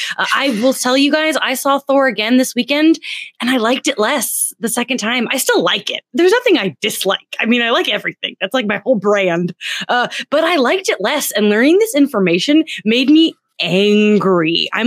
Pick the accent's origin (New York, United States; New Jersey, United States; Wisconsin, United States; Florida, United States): New Jersey, United States; Toms River; Born in Tom's River right here.